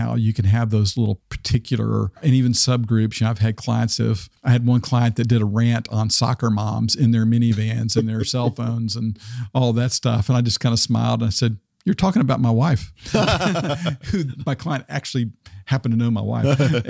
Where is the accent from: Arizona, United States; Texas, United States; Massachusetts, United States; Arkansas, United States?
Arkansas, United States; You know, I grew up in Arkansas, which tended to be in the corner of the state, tended to be very Republican.